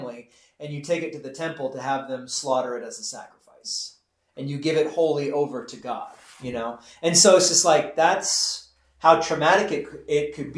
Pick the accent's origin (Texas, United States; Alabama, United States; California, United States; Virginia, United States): Texas, United States; I'm from Texas